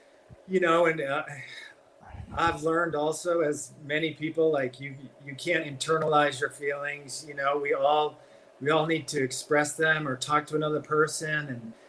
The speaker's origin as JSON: {"language": "English", "town": "Plymouth", "region": "Massachusetts", "country": "United States", "tie": "born or raised there", "said": "I grew up Protestant. I grew up in Plymouth, Massachusetts"}